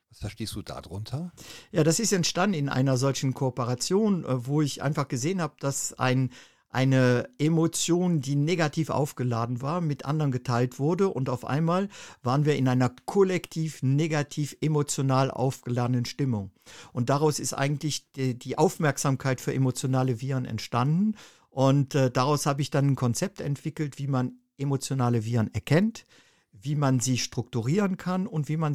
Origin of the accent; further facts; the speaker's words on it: Germany; moved away as an adult; Ja, ich bin äh, ursprünglich in Deutschland aufgewachsen und äh, habe dort eine Ausbildung zum Bankkaufmann gemacht